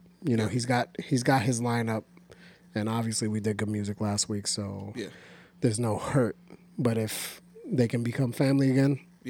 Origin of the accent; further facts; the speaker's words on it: New York, United States; we're from New York